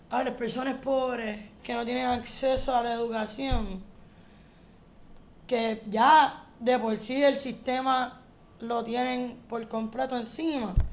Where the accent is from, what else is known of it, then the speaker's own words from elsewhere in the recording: Caguas, Puerto Rico; yo vengo de Caguas, no es como que yo estoy alejada y enajenada completamente de la metro.